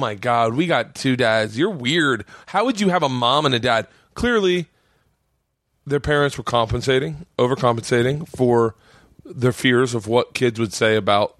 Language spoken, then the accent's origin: English; Florida, United States; I grew up in Florida